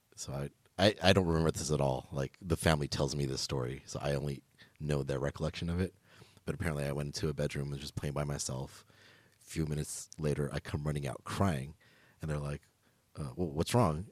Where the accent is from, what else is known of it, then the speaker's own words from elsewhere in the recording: Los Angeles, California, United States; I'm originally from L A, like, I grew up in Echo Park